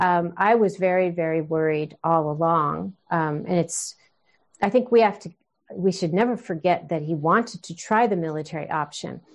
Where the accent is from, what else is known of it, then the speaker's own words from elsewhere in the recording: United States; being an American, uh, child of immigrants. My mom's from Scotland. My dad's from, uh, Israel